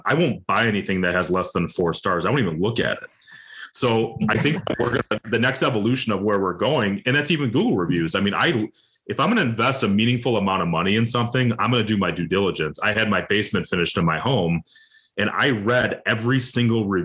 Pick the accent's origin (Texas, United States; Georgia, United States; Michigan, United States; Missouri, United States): Michigan, United States; Detroit; I'm from Detroit, Michigan suburb, you know, so big motor city